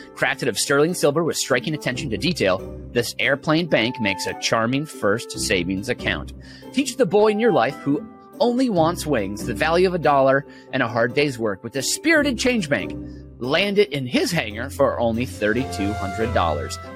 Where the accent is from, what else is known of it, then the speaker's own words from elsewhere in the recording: St. Paul, Minnesota, United States; I'm from Minnesota, by the way, St. Paul, Minnesota, born and raised